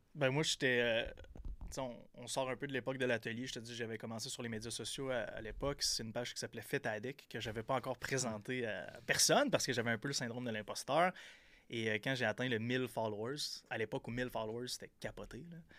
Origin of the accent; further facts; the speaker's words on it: Percé, Quebec, Canada; moved away; j'étais un petit gars de, la Gaspésie, de Percé. J'ai grandi à Percé, dans le fin fond de la Gaspésie.